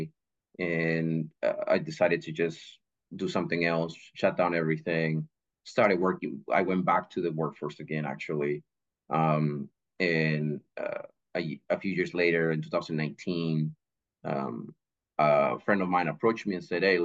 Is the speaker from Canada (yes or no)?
no; Mexico; English is a second language; also born or lived in Orlando, Florida, United States; now in Indianapolis, United States; I was born in Mexico, but I've lived here in Indianapolis for about since 2003